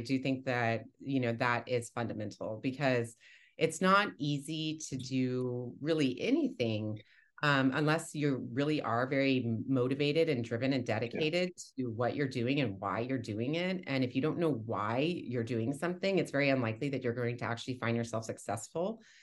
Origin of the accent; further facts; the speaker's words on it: Texas, United States; moved away as an adult; now in Boston, United States; I was 40 or 41 at the time when I moved here, and I'm from Texas originally